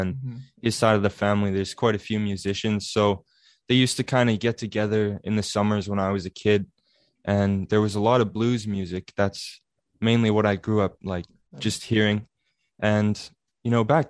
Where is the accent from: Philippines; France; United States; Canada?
Canada; Altona, Manitoba; I'm from a small little town in southern Manitoba called Altona